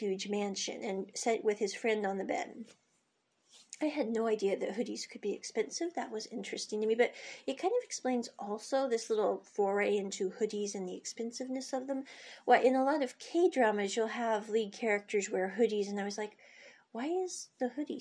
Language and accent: English; United States; moved away; I came from America, and when I was growing up as a kid